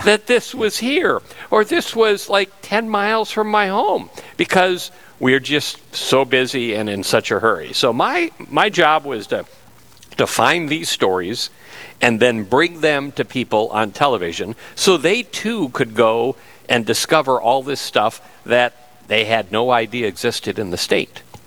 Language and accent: English; Fargo, North Dakota, United States; I was born and raised in Fargo.